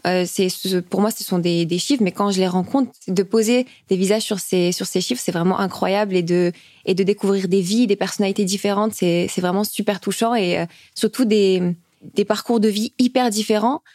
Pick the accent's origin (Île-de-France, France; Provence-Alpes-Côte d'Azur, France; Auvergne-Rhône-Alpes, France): Provence-Alpes-Côte d'Azur, France; Nice; moved away as an adult; also born or lived in Oran, Algeria; now in Paris, France; j'ai d'abord habité avec euh, ma tante et mes cousins euh, à Nice.